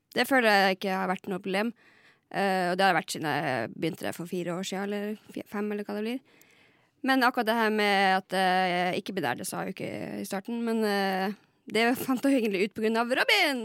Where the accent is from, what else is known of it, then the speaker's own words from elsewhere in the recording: Lakselv, Finnmark, Norway; jeg er fra Lakselv i Finnmark